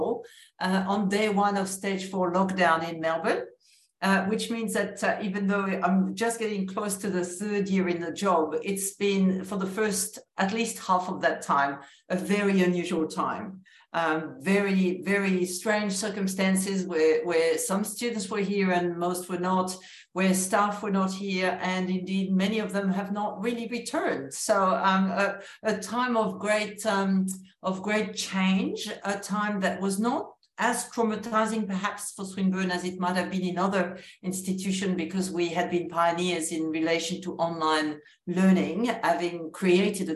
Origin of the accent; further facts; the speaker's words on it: France; accent: French; English is a second language; moved away as an adult; also born or lived in New Zealand / United States; now in Australia; my accent continues to betray that I am French originally